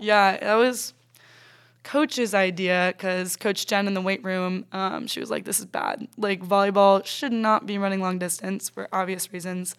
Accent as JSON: {"language": "English", "town": "Ponte Vedra Beach", "region": "Florida", "country": "United States", "tie": "born or raised there", "also_born_or_lived": "Reading, Pennsylvania", "moved": "as an adult", "lives_now": "Anderson, United States", "said": "I was four, literally turning five, we moved to Pontevedra Beach, Florida"}